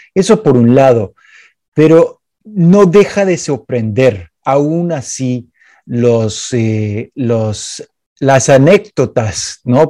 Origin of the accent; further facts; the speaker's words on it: Chicago, Illinois, United States; Spanish is a second language; Yo soy de Chicago y Chicago obviamente tiene la gran fama de ser eh, la ciudad mafiosa de los Estados Unidos